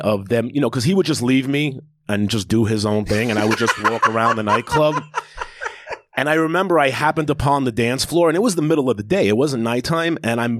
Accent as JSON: {"language": "English", "town": "Queens", "region": "New York", "country": "United States", "said": "I'm from Queens, yeah."}